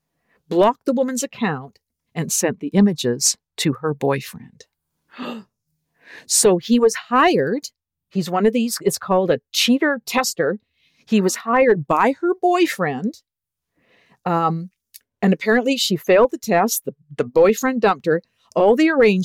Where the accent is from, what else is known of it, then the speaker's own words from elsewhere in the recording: Canada; accent: Canadian; my Canadian accent